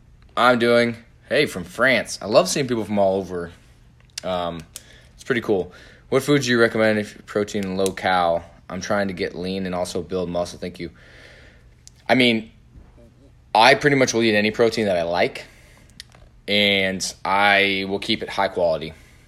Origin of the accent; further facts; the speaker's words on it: Indiana, United States; I'm from Indiana.